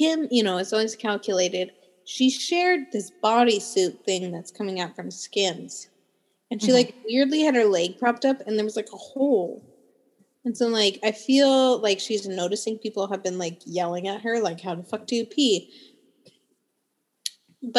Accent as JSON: {"language": "English", "town": "Truckee", "region": "California", "country": "United States", "said": "I'm from Truckee"}